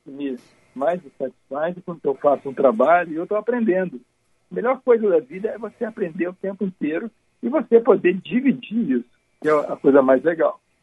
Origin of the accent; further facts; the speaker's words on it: Uruguaiana, Rio Grande do Sul, Brazil; now in Rio de Janeiro, Brazil; eu nasci em Porto Alegre, em Uruguaiana